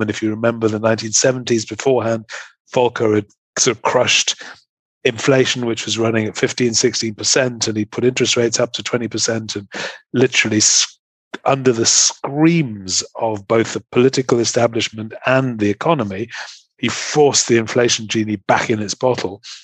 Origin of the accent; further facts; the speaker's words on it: England, United Kingdom; moved away as an adult; also born or lived in Germany / Munich; now in Ireland; I am an Englishman living in Ireland.